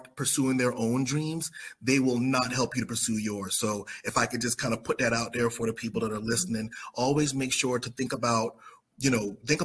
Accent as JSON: {"language": "English", "region": "South Carolina", "country": "United States", "said": "I'm from South Carolina"}